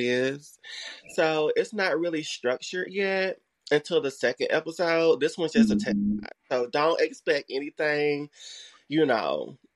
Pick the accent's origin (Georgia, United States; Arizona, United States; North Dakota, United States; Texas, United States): Georgia, United States; LaGrange; I grew up in a little town called LaGrange, Georgia